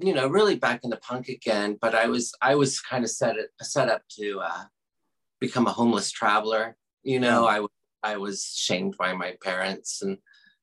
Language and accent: English; Oklahoma, United States; moved away as an adult; now in Lawrence, Kansas, United States; I grew up in Oklahoma. I spent 20 years in Oklahoma